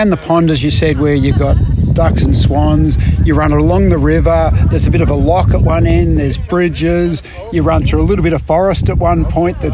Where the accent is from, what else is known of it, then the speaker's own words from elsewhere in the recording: Australia; accent: Aussie; also born or lived in Inverloch; my Aussie accent